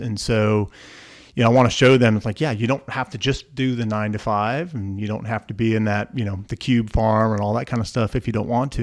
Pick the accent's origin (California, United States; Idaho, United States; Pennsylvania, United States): Pennsylvania, United States; Montoursville; I grew up in the middle of, uh, middle of north central Pennsylvania in a small town called Montoursville